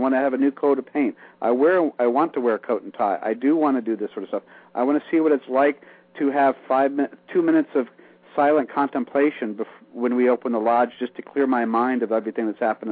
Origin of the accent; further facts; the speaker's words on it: Iowa, United States; When I grew up in small town Iowa